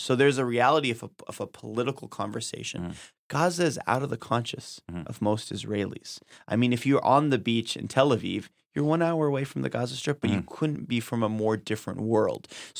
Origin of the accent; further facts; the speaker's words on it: California, United States; I immigrated here and I was born and raised in California.